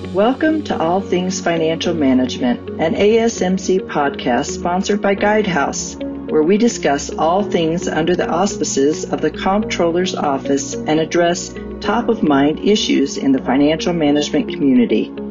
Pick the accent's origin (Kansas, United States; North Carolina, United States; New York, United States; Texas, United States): North Carolina, United States; Eastern; Growing up in Eastern North Carolina